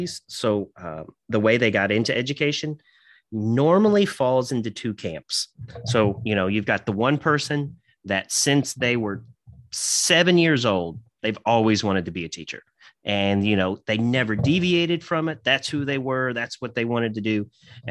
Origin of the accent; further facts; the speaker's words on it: Santa Claus, Indiana, United States; moved away as an adult; now in Henderson, United States; I was raised in Indiana, right outside of a little town called Santa Claus, Indiana